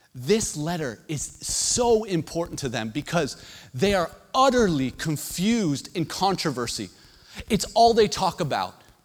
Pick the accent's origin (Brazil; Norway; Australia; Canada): Canada; as a Canadian